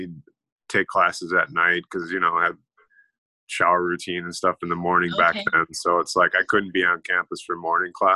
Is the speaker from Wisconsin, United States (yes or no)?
yes; Eau Claire, Wisconsin, United States; I'm from Eau Claire, Wisconsin, or I grew up in Eau Claire, Wisconsin